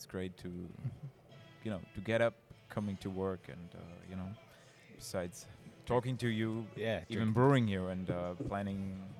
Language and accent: English; near Hanover, Lower Saxony, Germany; moved away as an adult; also born or lived in Berlin; now in North Carolina, United States; And I grew up very close to Hanover